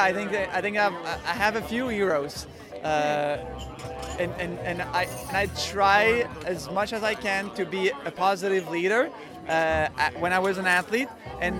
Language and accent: English; South Shore of Montreal, Quebec, Canada; I'm from the South Shore of Montreal